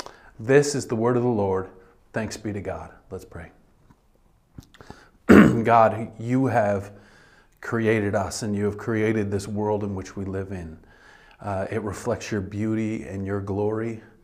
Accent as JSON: {"language": "English", "country": "United States", "said": "This is something that we resist as humans, but especially as American humans. We resist your word very strongly here as a culture, and even as a church."}